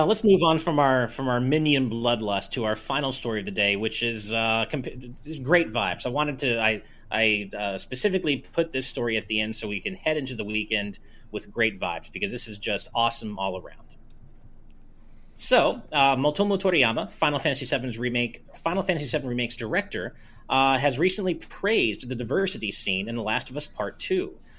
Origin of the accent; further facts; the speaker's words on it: United States; as an American